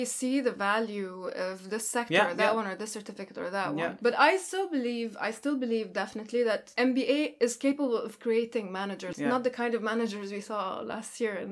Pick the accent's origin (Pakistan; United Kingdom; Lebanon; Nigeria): Lebanon; moved away as an adult; now in Netherlands; to find more opportunities that were available in my home country. And also, Lebanon was going economically bad